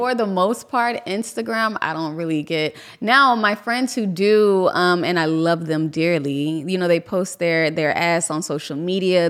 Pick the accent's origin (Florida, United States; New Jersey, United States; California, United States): Florida, United States; Miami; from Miami. Um, I grew up in Little Haiti